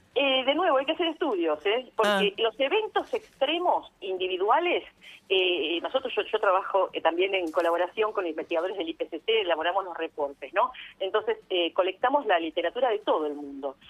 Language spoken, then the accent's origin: Spanish; San Nicolás de los Arroyos, Buenos Aires Province, Argentina; yo nací en San Nicolás, mi mamá es de San Nicolás